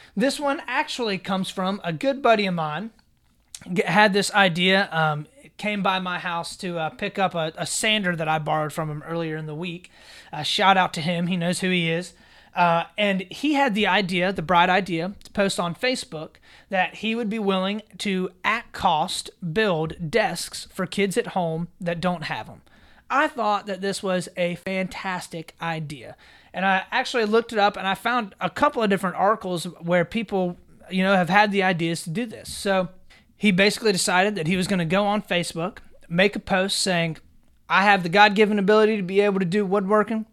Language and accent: English; United States